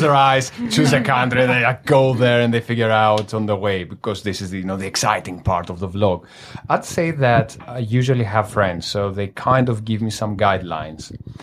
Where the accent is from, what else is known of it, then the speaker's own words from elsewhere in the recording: Greece; now in Manila, Philippines; I am from Greece